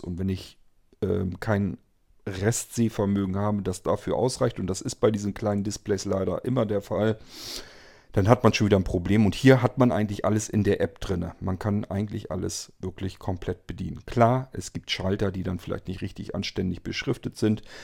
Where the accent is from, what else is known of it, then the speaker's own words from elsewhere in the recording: Germany; hier bei uns in Deutschland